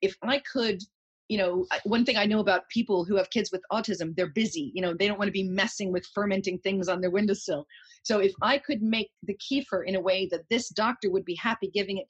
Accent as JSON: {"language": "English", "country": "United States", "moved": "yes", "said": "I say kefir because I'm American."}